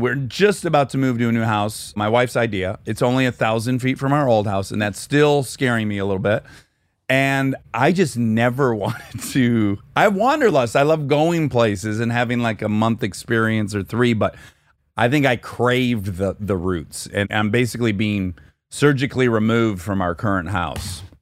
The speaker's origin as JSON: {"language": "English", "town": "Detroit", "region": "Michigan", "country": "United States", "said": "I'm from Detroit"}